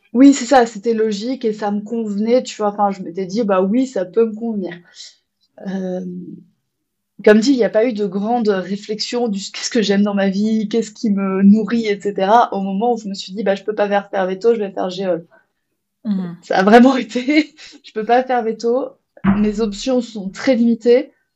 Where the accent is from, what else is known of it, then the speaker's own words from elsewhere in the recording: France; chez nous, en France